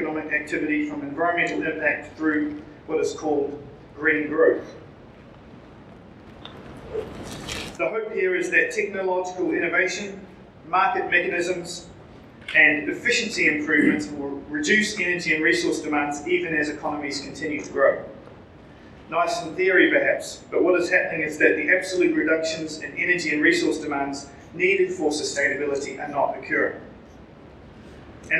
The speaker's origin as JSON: {"language": "English", "country": "New Zealand", "accent": "Kiwi", "said": "with my Kiwi accent"}